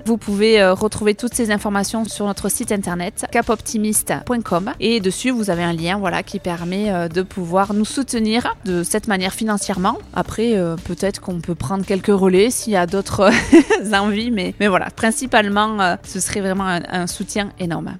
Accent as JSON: {"language": "French", "town": "Capbreton", "region": "Nouvelle-Aquitaine", "country": "France", "said": "on est arrivé en France à Cap-Breton, chez nous"}